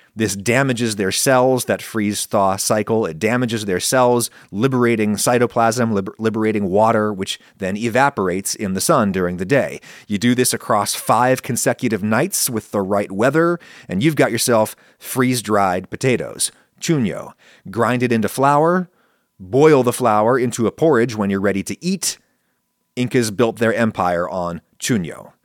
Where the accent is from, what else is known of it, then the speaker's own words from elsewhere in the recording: Pennsylvania, United States; moved away; growing up in Pennsylvania